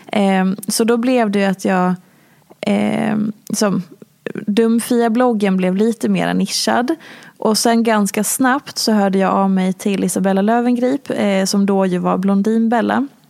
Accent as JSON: {"language": "Swedish", "town": "Hedemora", "region": "Dalarna County", "country": "Sweden", "also_born_or_lived": "Oslo", "moved": "as an adult", "lives_now": "Stockholm, Sweden", "said": "Jag är från lilla Hedemora"}